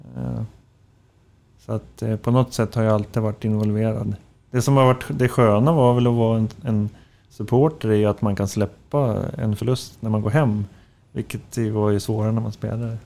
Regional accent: Floda, Västra Götaland, Sweden; Ja, men, eh, Göteborg och Alingsås, eh, däremellan. Floda heter det

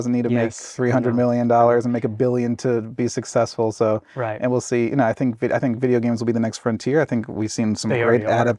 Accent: Maryland, United States; I was growing up in Maryland.

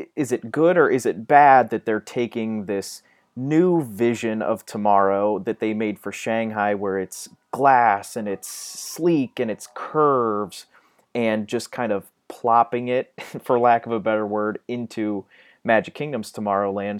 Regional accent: Ohio, United States; I'm from Ohio.

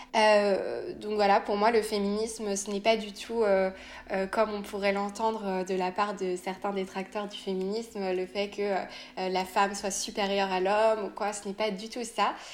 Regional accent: France; also born or lived in Nantes; je suis française, je vis à Nantes

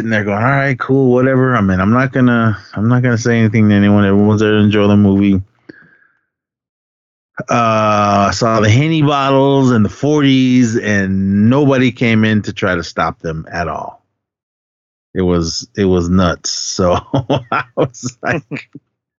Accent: Oakland, California, United States; I grew up in Oakland. Right around the corner from my house. I grew up on East 19th

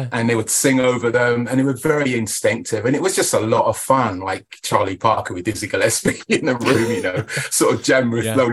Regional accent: Portsmouth, South East England, United Kingdom; Oh, Southampton, yes, that's yeah, because right. I'm from Portsmouth.

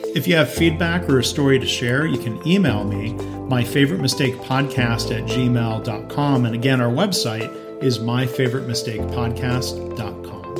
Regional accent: Dayton, Ohio, United States; born in Dayton

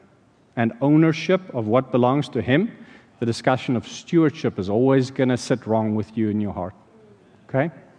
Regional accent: South Africa; now in Landenberg, United States; in South Africa, growing up there

